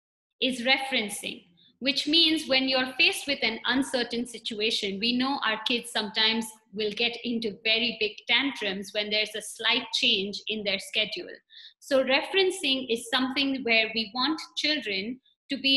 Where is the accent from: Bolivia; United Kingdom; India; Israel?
India; moved away as an adult; now in Nairobi, Kenya; I am from India and recently moved to Nairobi.